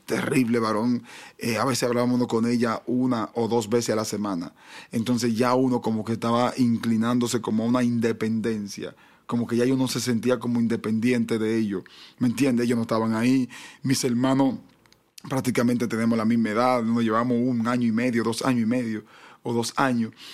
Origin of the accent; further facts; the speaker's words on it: Dominican Republic; nuestro país también es un país muy deportivo